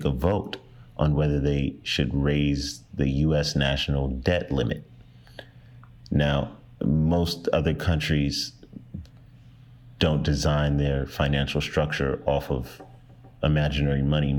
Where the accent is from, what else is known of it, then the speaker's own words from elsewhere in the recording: Nigeria; Even myself, I'm Nigerian, but like, I never, you know, did it in that Starboy whiskey.